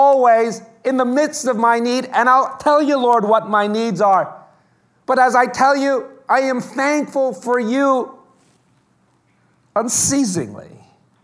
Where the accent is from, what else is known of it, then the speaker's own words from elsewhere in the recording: New York City, New York, United States; It's very hard being growing up in New York.